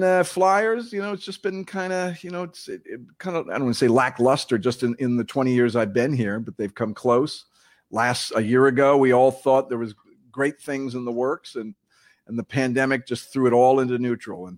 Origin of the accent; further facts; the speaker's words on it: Connecticut, United States; moved away; Growing up in Connecticut